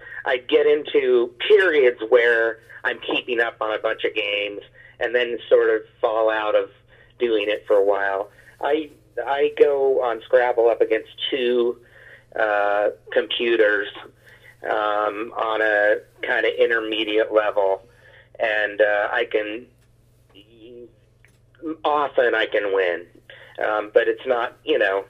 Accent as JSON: {"language": "English", "town": "Lincoln", "region": "Nebraska", "country": "United States", "tie": "born or raised there", "also_born_or_lived": "Athens, Georgia", "lives_now": "Omaha, United States", "said": "Where I live now is in Omaha, but I grew up in the Lincoln, which is was a college town."}